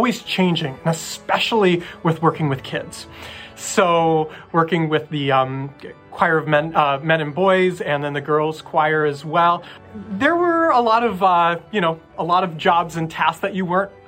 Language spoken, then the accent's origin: English; Nebraska, United States; now in Boston, United States; growing up in the Midwest